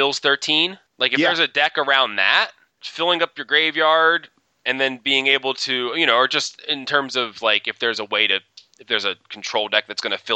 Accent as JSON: {"language": "English", "town": "Baltimore", "region": "Maryland", "country": "United States", "said": "I'm from Baltimore."}